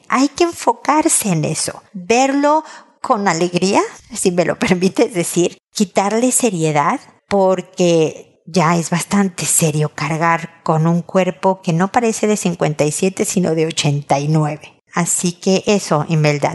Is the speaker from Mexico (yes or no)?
yes; Mexico; como decimos en México